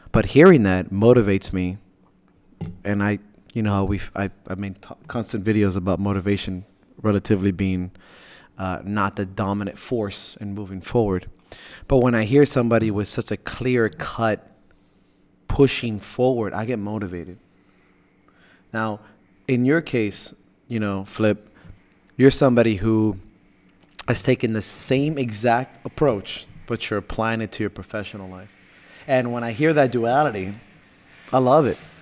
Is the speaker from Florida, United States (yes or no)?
yes; Miami, Florida, United States; I'm from Miami